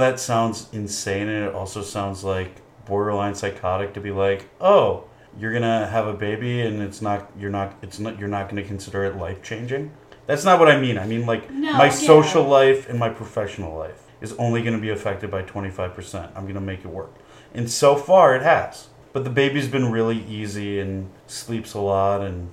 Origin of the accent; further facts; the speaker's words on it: Michigan, United States; moved away as an adult; also born or lived in Indiana; now in Los Angeles, United States; I grew up in Michigan